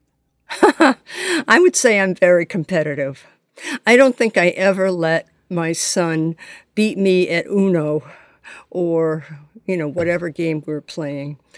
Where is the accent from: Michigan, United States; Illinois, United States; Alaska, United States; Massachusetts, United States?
Massachusetts, United States; Boston; I grew up in the Boston area